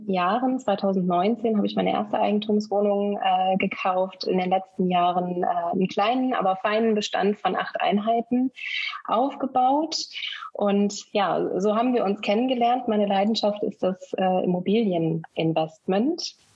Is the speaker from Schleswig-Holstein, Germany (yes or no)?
no; Bielefeld, North Rhine-Westphalia, Germany; born there; Das war dann intuitiv erstmal meine Geburtsstadt Bielefeld in Deutschland